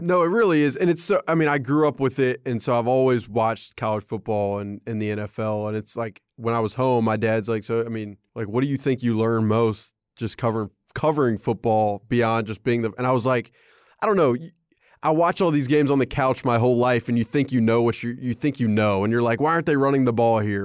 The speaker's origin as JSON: {"language": "English", "region": "Alabama", "country": "United States", "tie": "born or raised there", "said": "growing up in Alabama"}